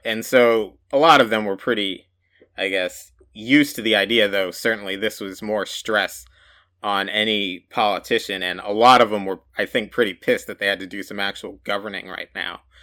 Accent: United States; growing up in the United States

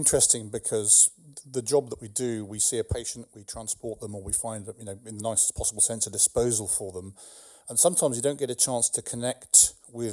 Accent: England, United Kingdom; now in California, United States; I'm English

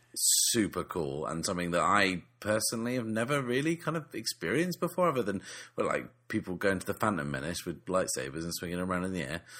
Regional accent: England, United Kingdom; we're still English.

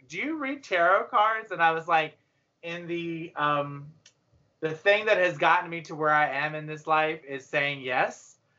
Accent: Gaffney, South Carolina, United States; I'm from Gaffney, South Carolina

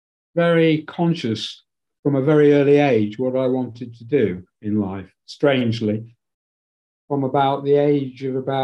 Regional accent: Leeds, Yorkshire and the Humber, United Kingdom; How did you know I was born in Leeds?

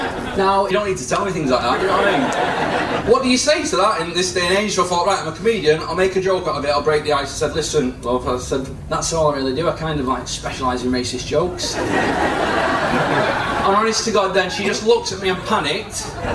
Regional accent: Leigh, North West England, United Kingdom; I'm from Lee, right? I support a Division 1 rugby league team.

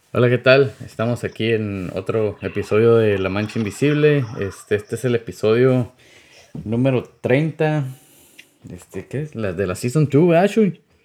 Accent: Mexicali Valley, Baja California, Mexico; now in United States; yo nací aquí en Estados Unidos, pero pues también me crié ahí en el Valle de Mexicali

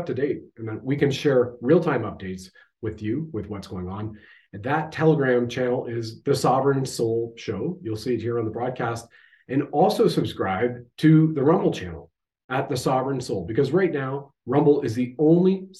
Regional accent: Canada

